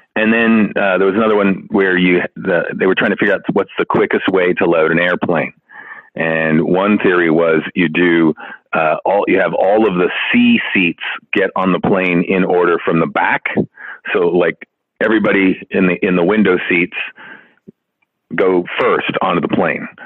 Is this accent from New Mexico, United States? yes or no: yes; Santa Fe, New Mexico, United States; moved away as an adult; also born or lived in Chicago, Illinois / Ohio / Los Angeles, California; now in Las Vegas, United States; Originally Chicago. Lived there till I was ten, and then moved to Santa Fe, New Mexico. Uh, lived there through end of high school.